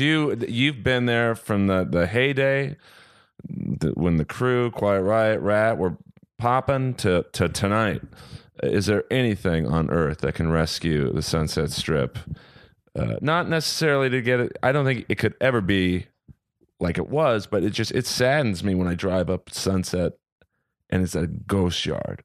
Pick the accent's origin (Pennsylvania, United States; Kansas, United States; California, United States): California, United States; Los Angeles; I'm a Jew from Bel Air.